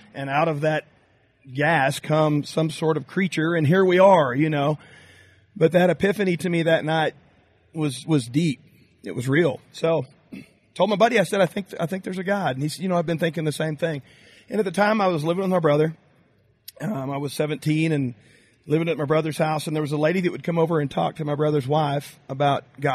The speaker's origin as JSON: {"language": "English", "town": "Graham", "region": "Texas", "country": "United States", "tie": "born or raised there", "said": "I'm from Graham, Texas, a little town just northwest of Dallas-Fort Worth"}